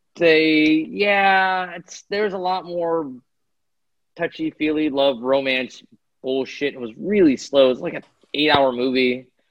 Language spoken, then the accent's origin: English; United States; I'm American.